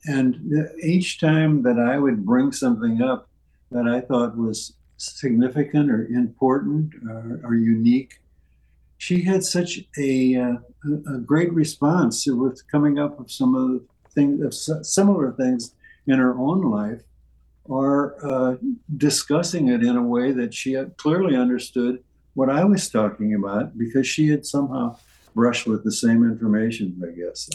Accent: St. Charles, Missouri, United States; moved away; my uh, birthplace and where I grew up was St. Charles, Missouri, which is across the river.

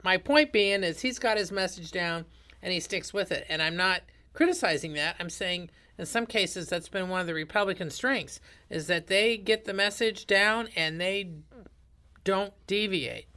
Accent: rural Indiana, United States; I'm from rural Indiana

